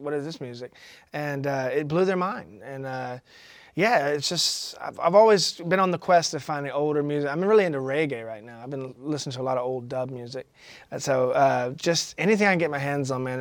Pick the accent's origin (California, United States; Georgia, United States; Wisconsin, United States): Georgia, United States; McDonough; also born or lived in Atlanta, Georgia